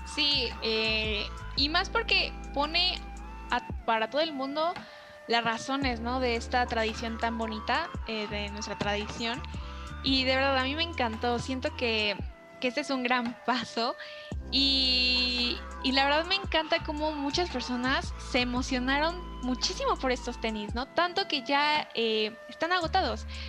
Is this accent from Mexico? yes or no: yes; Mexico; nosotros como mexicanos